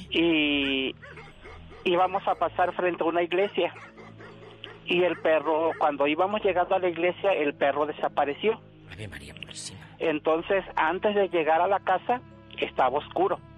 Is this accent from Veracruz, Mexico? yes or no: yes; Veracruz, Mexico; now in Ciudad Juárez, Mexico; yo aquí en Juárez todavía nada, pero yo soy del estado de Veracruz.